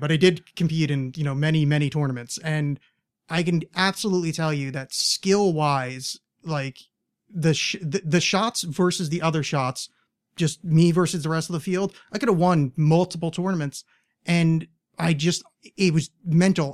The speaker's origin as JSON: {"language": "English", "region": "East Coast", "country": "United States", "tie": "born or raised there", "moved": "as an adult", "said": "I grew up on the East Coast"}